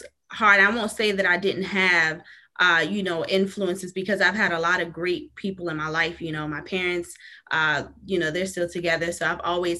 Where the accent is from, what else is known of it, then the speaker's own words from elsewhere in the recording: Maryland, United States; moved away as an adult; also born or lived in New York; now in North Carolina, United States; I was born in New York, but I must say I'm pretty much from Maryland. I've been in Maryland my whole life. I recently relocated to North Carolina